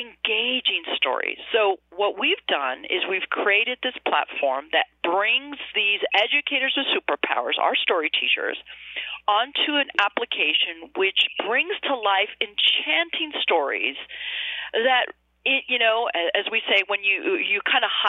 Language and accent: English; Arizona, United States; growing up in Arizona in a rural community